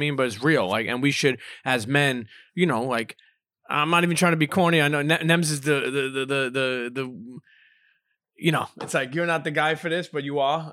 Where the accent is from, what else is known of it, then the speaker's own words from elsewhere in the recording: Brooklyn, New York, United States; growing up in Coney Island